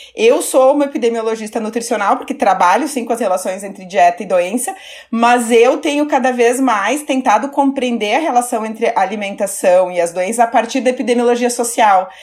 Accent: Caxias do Sul, Rio Grande do Sul, Brazil; Eu sou do interior do Rio Grande do Sul, né? De Caxias do Sul

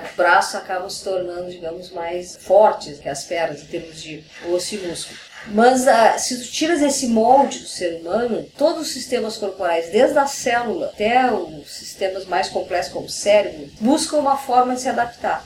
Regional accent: Brazil; como brasileira

